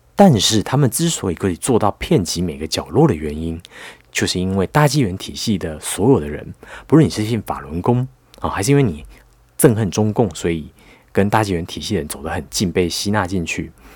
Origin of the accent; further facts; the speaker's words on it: Taiwan; 我们台湾人